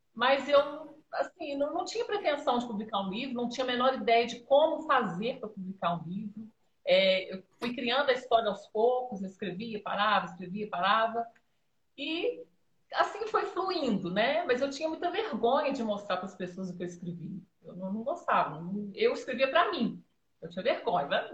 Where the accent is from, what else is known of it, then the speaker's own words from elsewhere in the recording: Dores de Campos, Minas Gerais, Brazil; Eu sou aqui de Dores de Campos, Minas Gerais